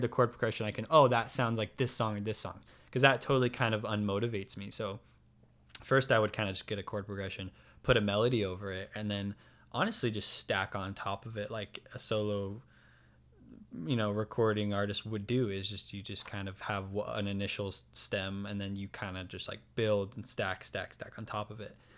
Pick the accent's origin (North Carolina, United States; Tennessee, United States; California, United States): California, United States; San Diego; also born or lived in Alpine, California / Bonita, California; I'm born and raised in San Diego, I've never lived anywhere else